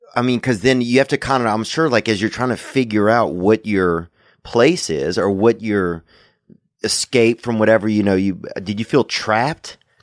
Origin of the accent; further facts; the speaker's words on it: Covington, Louisiana, United States; moved away; we went back to Covington in my hometown